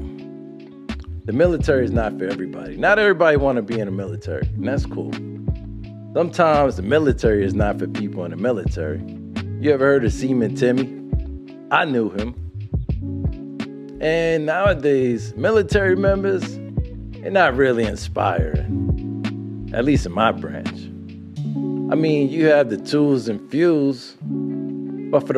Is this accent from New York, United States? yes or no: yes; New York City, New York, United States; growing up in Brooklyn, growing up in Brooklyn